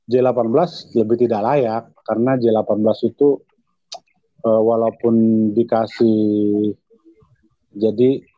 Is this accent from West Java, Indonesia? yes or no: no; Medan, North Sumatra, Indonesia; karena pengurusnya ternyata orang Medan dan saya orang Medan.